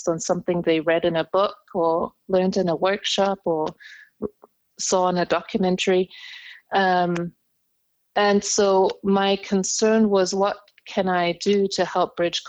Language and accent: English; Indonesia; I am half English, half German. So I actually carry dual nationality, German-English, or English-German, however you want to put it. My father is German, my mom is English. And I grew up in Indonesia.